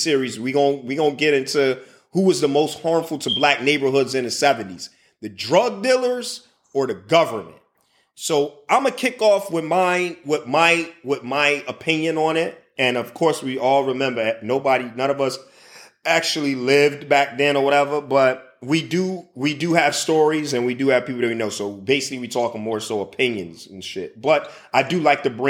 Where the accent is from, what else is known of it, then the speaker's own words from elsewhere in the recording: Chicago, Illinois, United States; also born or lived in Indiana / San Antonio, Texas; now in Middle East; I'm from Chicago. North Pole, north side of Chicago is where I resided for most of my time and my childhood time.